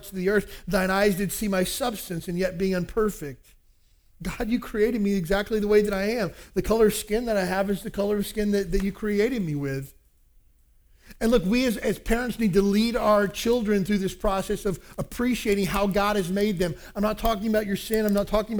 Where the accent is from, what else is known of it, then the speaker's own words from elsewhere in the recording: Kentucky, United States; Where I grew up in Kentucky, there's a lot of, even to this day, segregation in churches